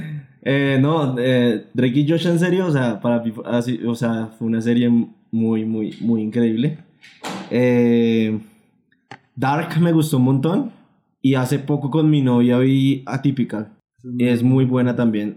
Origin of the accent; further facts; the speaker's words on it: Colombia; nosotros como colombianos